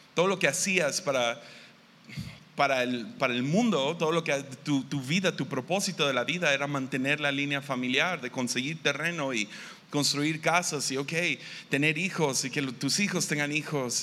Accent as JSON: {"language": "Spanish", "town": "Tepic", "region": "Nayarit", "country": "Mexico", "said": "Yo vengo de Tepic, Nayarit"}